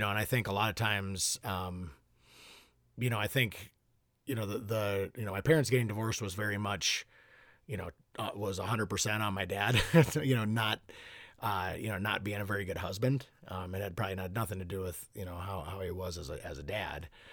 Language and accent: English; Hopkins, Minnesota, United States; I grew up in Hopkins, Minnesota. Um, Yep, lived in Minnesota my entire life